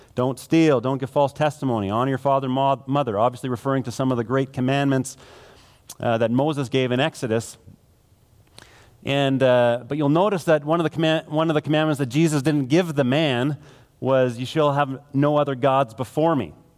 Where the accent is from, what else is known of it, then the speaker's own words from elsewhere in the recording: Manitoba, Canada; now in Alberta, Canada; I grew up in Manitoba